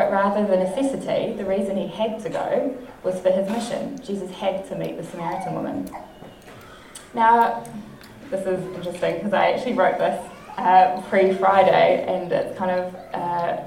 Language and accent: English; Whitby, Wellington, New Zealand; I grew up in Whitby, nearby here, all my life until I was 22.